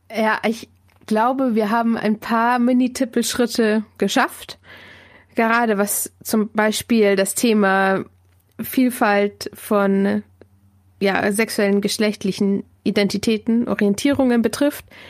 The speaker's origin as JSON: {"language": "German", "area": "Diocese of Augsburg", "region": "Bavaria", "country": "Germany", "tie": "born or raised there", "lives_now": "Munich, Germany", "said": "wohne in München, komme gebürtig aus dem Bistum Augsburg"}